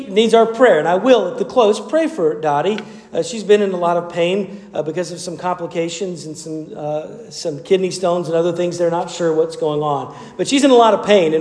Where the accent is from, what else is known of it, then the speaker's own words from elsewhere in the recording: Asheville, North Carolina, United States; my home state and even in my hometown of Asheville